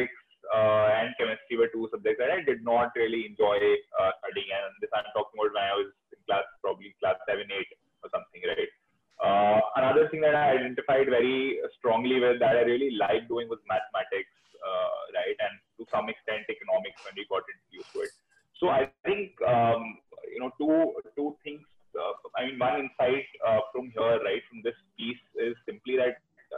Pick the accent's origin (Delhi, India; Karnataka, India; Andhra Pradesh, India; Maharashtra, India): Delhi, India; I'm from Delhi